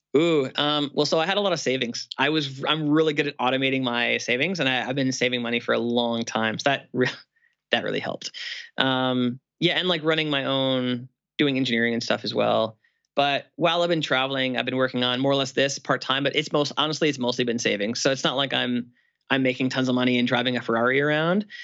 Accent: Canada; I'm Canadian and it's cold in Canada for Christmas

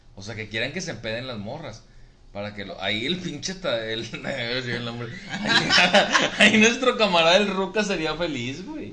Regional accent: Monterrey, Nuevo León, Mexico; solamente en Monterrey la decimos

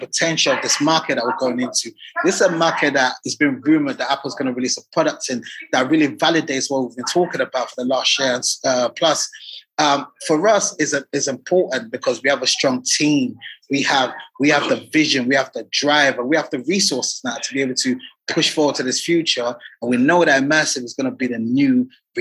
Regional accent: Nigeria; now in United Kingdom; I'm a Nigerian. I'm a Nigerian.

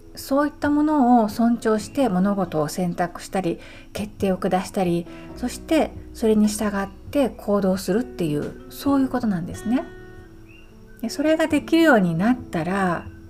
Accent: Kyoto, Japan; moved away as an adult; now in Hawaii Island, United States; 私は京都生まれの京都育ちなんですね。

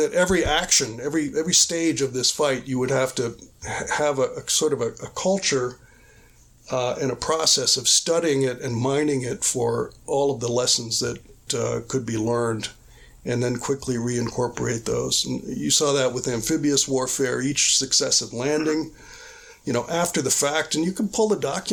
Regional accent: United States; as an American

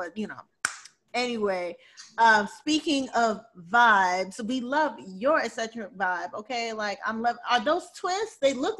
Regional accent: New Orleans, Louisiana, United States; born there; I was born in New Orleans, but my family is actually West Indian. So they moved from New York, from Panama and Grenada to New York.

